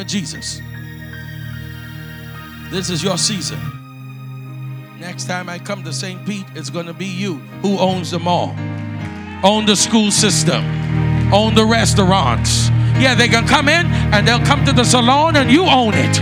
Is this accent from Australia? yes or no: no; Bahamas; I'm from the Bahamas, but I'm from the old school.